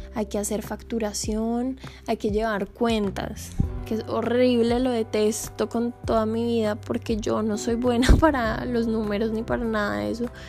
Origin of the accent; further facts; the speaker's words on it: Colombia; moved away as an adult; Nosotros como colombianos